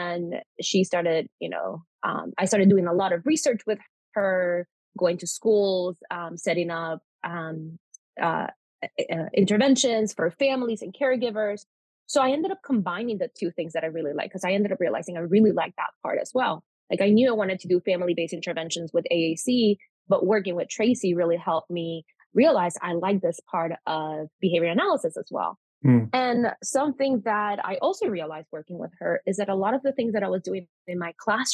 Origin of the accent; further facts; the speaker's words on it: Panama; first language Spanish; English is a second language; moved away as an adult; also born or lived in Florida, United States / Pennsylvania, United States; now in United States; I am Panamanian, like I previously mentioned, because I was born in Panama. Spanish is my first language